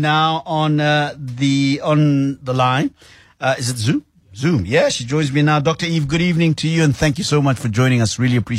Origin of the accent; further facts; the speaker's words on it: South Africa; Isn't that the beauty of being South African in this very interesting time that the whole world is going through